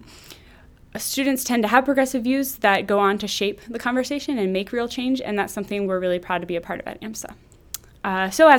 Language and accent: English; Midwest, United States; moved away; I'm from the Midwest